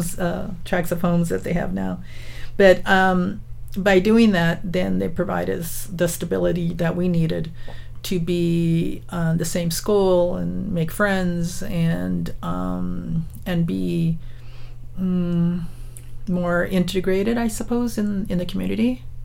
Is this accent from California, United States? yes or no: yes; Salinas, California, United States; I was born in Salinas. And as you know, it's like 50 miles south of San Jose here. And but my my grandparents and my parents were migrant workers up until I was about I would say about 10 or 11 years old